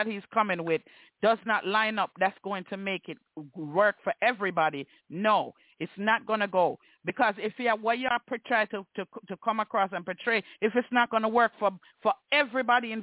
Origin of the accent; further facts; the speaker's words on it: Jamaica; I am a Jamaican. So I refer to my culture and how I see the Jamaican men in my culture act.